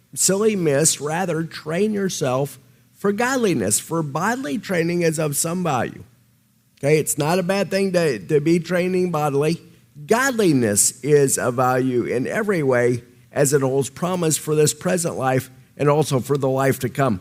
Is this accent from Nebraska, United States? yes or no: yes; Nebraska, United States; accent: Nebraska; my Nebraska accent